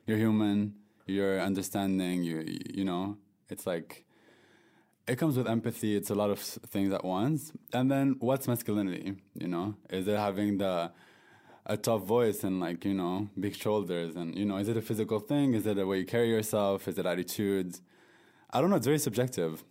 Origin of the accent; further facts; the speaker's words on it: France; moved away as an adult; I was born and raised in France from a North African background